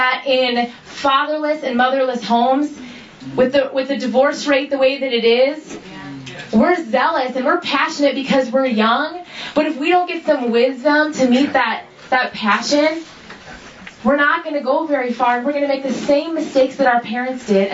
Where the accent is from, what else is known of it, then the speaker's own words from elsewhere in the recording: Minnesota, United States; also born or lived in Seattle; I'm 26 years old, and I'm from Minnesota